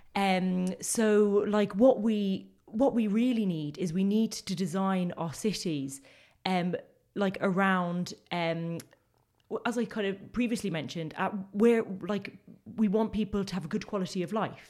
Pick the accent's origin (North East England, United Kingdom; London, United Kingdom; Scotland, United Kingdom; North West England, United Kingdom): London, United Kingdom; now in Limerick, Ireland; as people can probably tell by my accent, that's where I grew, it's not a thick Limerick accent. I, I grew up in Crookerwood in, in northwest London.